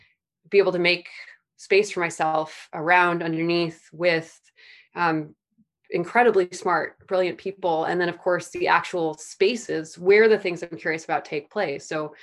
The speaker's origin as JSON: {"language": "English", "region": "Midwest", "country": "United States", "tie": "born or raised there", "said": "I grew up in the Midwest, so becoming a farmer wasn't that wild of a career path, but for where I grew up in the Midwest and what I grew up doing, there was no reason I should have gotten involved with plants at all."}